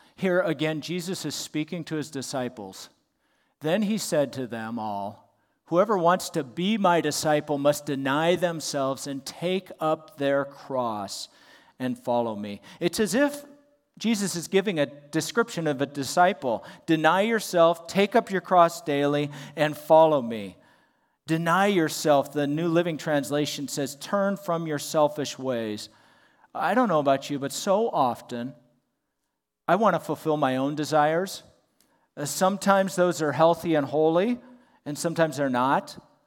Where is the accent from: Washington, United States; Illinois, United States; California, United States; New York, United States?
California, United States; Southern; moved away; I was in Southern California near my hometown